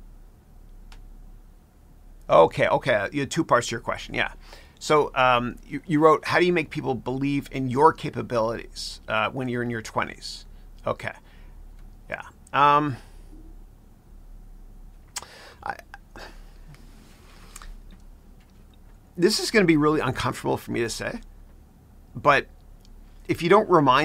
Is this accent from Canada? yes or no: yes; Canada; now in United States; I grew up in Canada